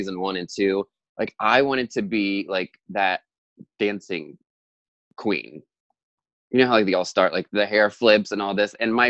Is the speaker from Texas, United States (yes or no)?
no; Delaware, United States; Like, it's so weird, like saying that I'm from Delaware, and because you wouldn't think like Delaware has like all this drag